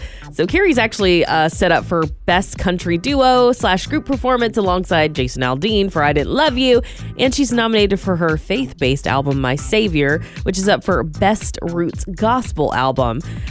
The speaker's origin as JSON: {"language": "English", "region": "Georgia", "country": "United States", "moved": "yes", "lives_now": "Santa Rosa, United States", "said": "I'm from Georgia where it rains, so we don't experience drought."}